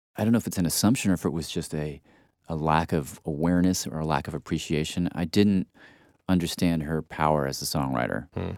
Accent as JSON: {"language": "English", "town": "Nashville", "region": "Tennessee", "country": "United States", "tie": "born or raised there", "said": "I grew up in Nashville, which is Dolly's world"}